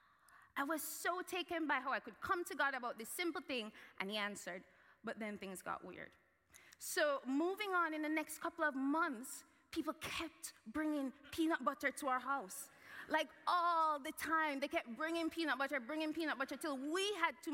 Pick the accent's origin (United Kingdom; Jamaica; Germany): Jamaica; moved away; I grew up in Jamaica